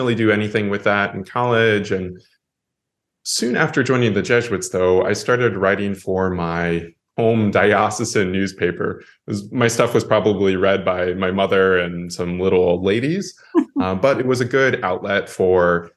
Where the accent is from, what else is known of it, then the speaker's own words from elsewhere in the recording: Iowa, United States; moved away; I grew up in Iowa. Granted, I grew up in a college town.